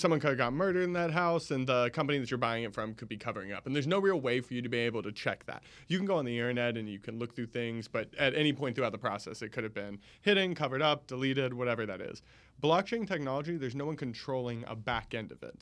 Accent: Jacksonville, Florida, United States; moved away as an adult; now in Orlando, United States; originally from Jacksonville

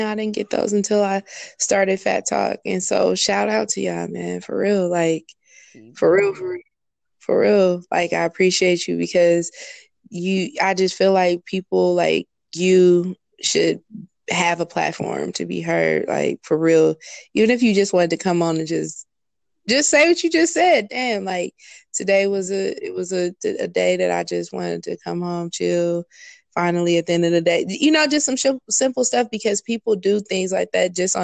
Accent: the Bay Area, California, United States; moved away; I'm from the Bay

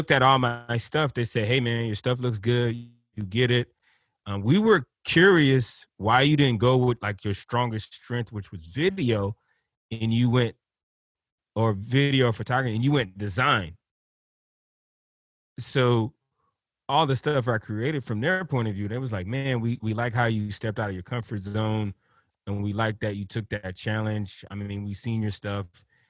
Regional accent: Liberty City, Florida, United States; You know, like I'm growing up in Liberty City, and you know, skateboarding is not something the bros do in the hood.

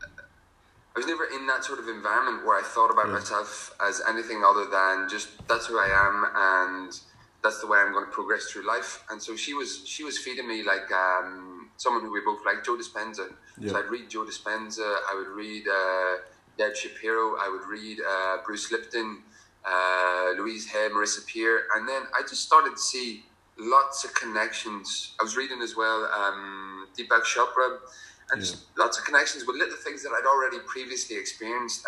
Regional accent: County Armagh, Northern Ireland, United Kingdom; also born or lived in south of France; now in France; I'm originally from Mahari, County Armagh. Currently living in the south of France

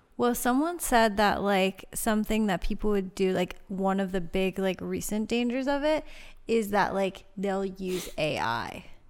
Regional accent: Laurel Highlands, Pennsylvania, United States; moved away; we didn't just come back because it's our hometown.

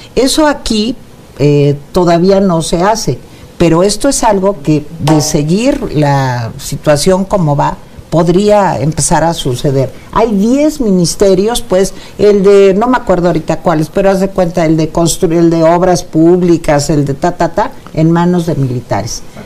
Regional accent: Venezuela

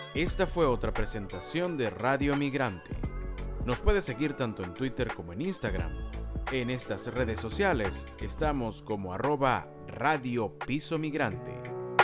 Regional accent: Venezuela; los venezolanos no, no desayunamos dulce

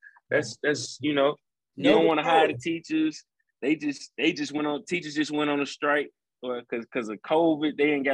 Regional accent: Chicago, Illinois, United States; now in Houston, United States; Chicago, man, it's a beautiful city, man. It's my hometown. I love it. You know, grew up there, you know, all of my life till I moved here

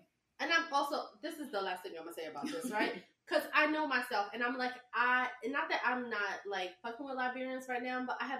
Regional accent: New York City, New York, United States; No, I'm from the South. No, mm-hmm. My family's from the South. I'm from Brooklyn.

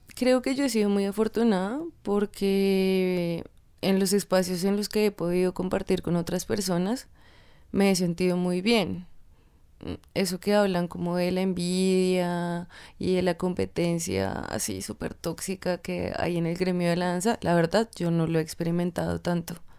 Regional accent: Tunja, Boyacá, Colombia; moved away; Y en Tunja, que es de donde yo soy, había una academia muy pequeña de ballet

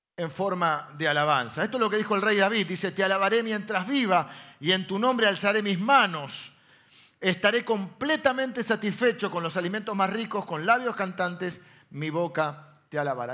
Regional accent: Castelar, Buenos Aires Province, Argentina; also born or lived in La Plata; yo nací en La Plata, pero mi primera infancia fue eh, en Castelar

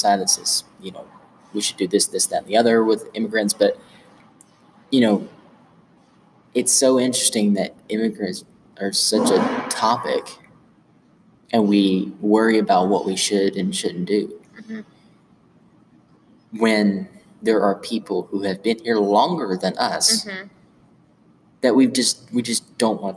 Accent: Gate City, Virginia, United States; I had a civics class back in middle school when I was over in Gate City.

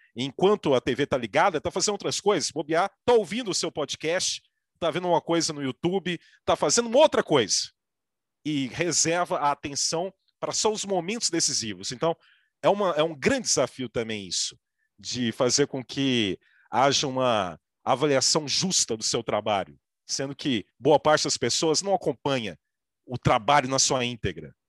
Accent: Minas Gerais, Brazil; eu sou mineiro

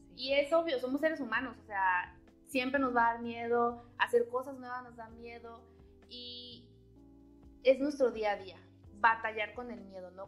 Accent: Chiapas, Mexico; now in Matamoros, Mexico; yo soy de Chiapas, entonces es como que atravesé todo el país para venirme a Matamoros

